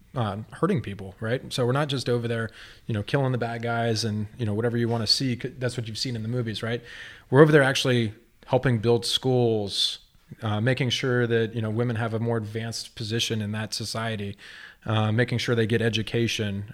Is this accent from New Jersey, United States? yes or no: no; Texas, United States; moved away as an adult; now in Grants Pass, United States; I'm from Texas